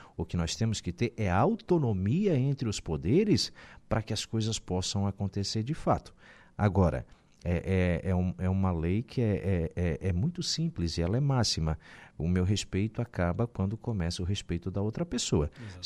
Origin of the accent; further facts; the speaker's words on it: Balneário Gaivota, Santa Catarina, Brazil; also born or lived in Sombrio; eu nasci, me criei em Sombrio, né? Uh, depois Gaivota, porque acabamos nos emancipando